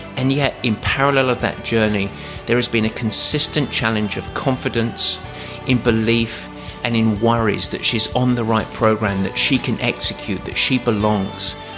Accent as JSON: {"language": "English", "area": "Essex", "region": "East of England", "country": "United Kingdom", "said": "I was from Essex"}